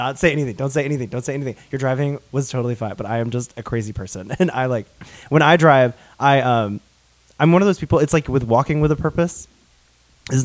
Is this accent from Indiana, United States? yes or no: no; Alabama, United States; accent: Southern; we're from Alabama